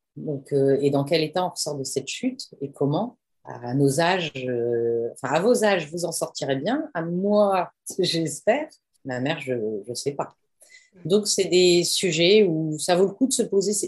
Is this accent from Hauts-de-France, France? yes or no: yes; Amiens, Hauts-de-France, France; j'ai grandi à Amiens, dans un petit village à côté d'Amiens